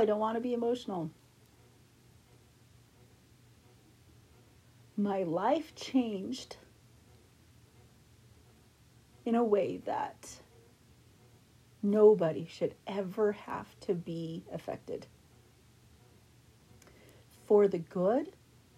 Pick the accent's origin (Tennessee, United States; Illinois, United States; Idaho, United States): Idaho, United States; Idaho Falls; I grew up in Idaho Falls, Idaho